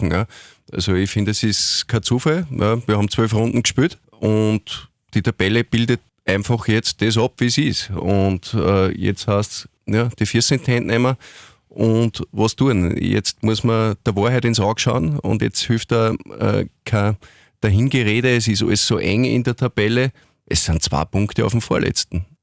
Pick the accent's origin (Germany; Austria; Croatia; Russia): Austria; Linz, Upper Austria; bin Linzer und insofern war ja beim LASK das erste Mal mit sechs Jahren